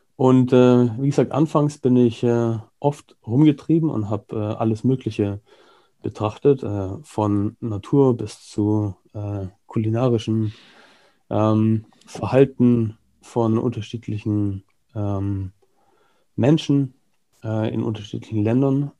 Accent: Germany; moved away as an adult; also born or lived in United Kingdom / Hong Kong / Singapore / Australia; now in Barcelona, Spain; ich bin äh, halber Brite, halber Deutscher, habe mein halbes Leben in Deutschland verbracht

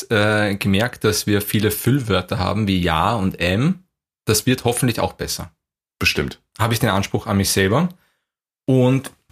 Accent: Vienna, Austria; weil ich komme aus Wien und du kommst aus irgendeinem Kaff in Deutschland.

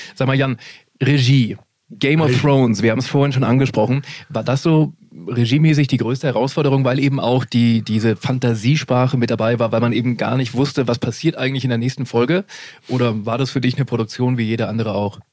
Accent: Vaterstetten, Bavaria, Germany; Du bist in Vaterstetten aufgewachsen, das haben wir übrigens gemeinsam

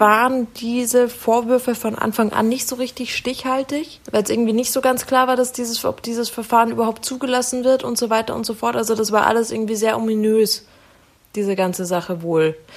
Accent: Munich, Bavaria, Germany; ich Münchner

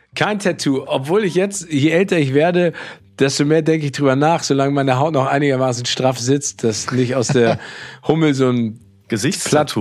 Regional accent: Hamburg, Germany; born or raised there

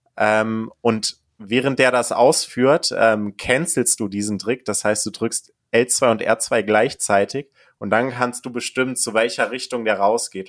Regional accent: Kassel, Hesse, Germany; moved away; Ich komme aus Kassel ursprünglich

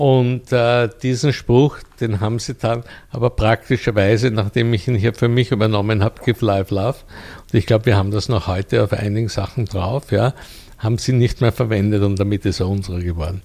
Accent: Vienna, Austria; hier in Wien loziert und meiner Heimatstadt. Hier bin ich auch aufgewachsen

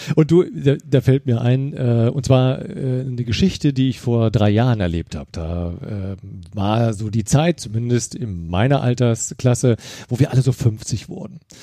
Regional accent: Germany; ich komme ja aus der Eifel

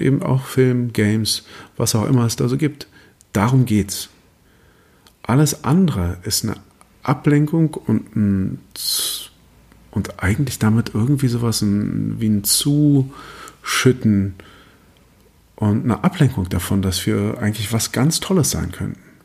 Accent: Germany; als, als Deutscher

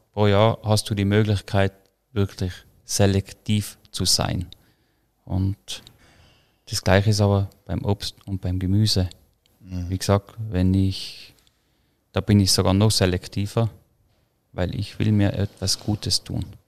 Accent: Croatia, Tyrol, Austria; wo ich aufgewachsen bin, in Kroatien, der Garten, in Tirol, die Felder

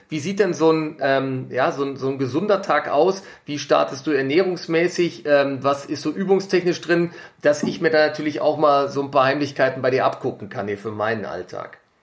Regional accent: Germany; hier bei uns in Deutschland

